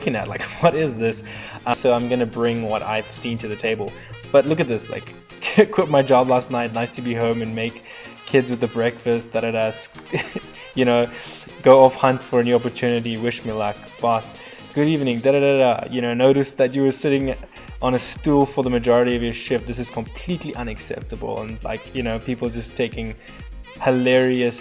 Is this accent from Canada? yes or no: no; South Africa; moved away as an adult; now in Colorado, United States; I'm a ginger from South Africa and I immigrated about 7 years ago. I am living in the States, Colorado